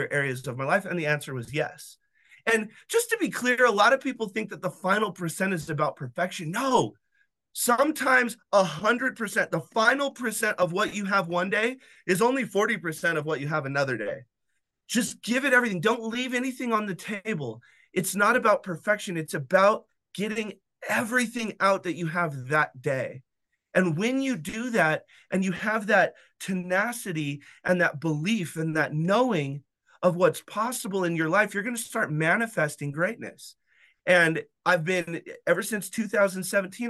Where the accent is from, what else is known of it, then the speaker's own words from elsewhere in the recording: Wyoming, United States; I was born in Wyoming